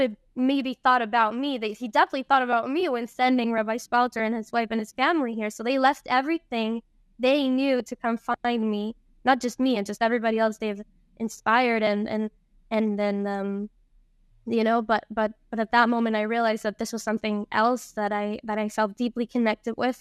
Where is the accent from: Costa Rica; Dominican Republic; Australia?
Costa Rica; also born or lived in Venezuela; I was born in Venezuela. Um, and I moved to Costa Rica when I was five with my family